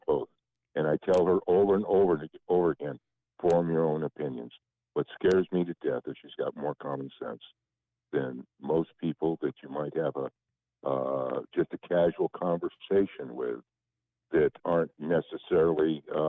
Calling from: Lake Havasu City, Arizona, United States; from Lake Havasu City, Arizona.

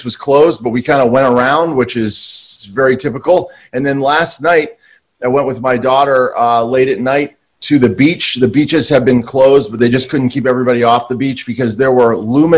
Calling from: Santa Monica, California, United States; Same lockdown in Santa Monica.

